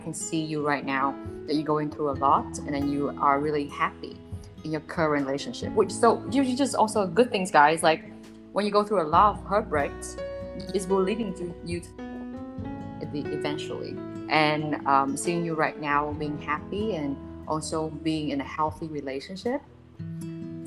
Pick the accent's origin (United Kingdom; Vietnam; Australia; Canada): Vietnam; moved away; I'm from Vietnam